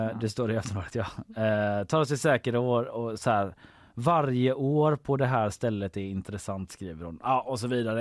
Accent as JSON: {"language": "Swedish", "town": "Gothenburg", "region": "Västra Götaland", "country": "Sweden", "tie": "born or raised there", "said": "Så jag växte upp i Haga"}